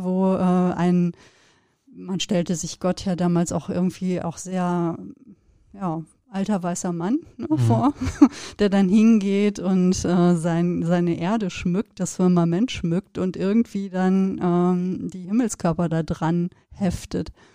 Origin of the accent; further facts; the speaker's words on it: Sauerland, North Rhine-Westphalia, Germany; wir sind ja beide in Gegenden aufgewachsen, wo man ja auch den Sternenhimmel ähm, sehr präsent hatte